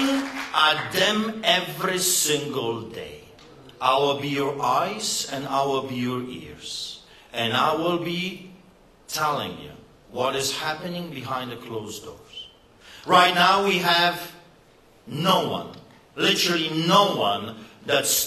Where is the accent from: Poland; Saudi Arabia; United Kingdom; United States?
Poland; now in Canada; just believe my accent. I know what I'm talking about. You see, I grew up behind the Iron Curtain